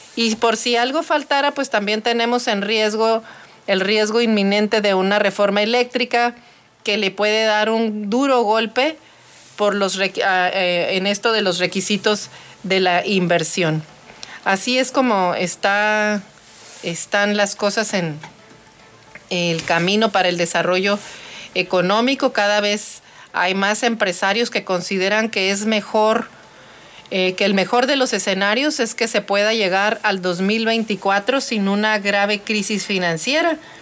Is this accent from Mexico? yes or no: yes; Mexico; nosotros como mexicanos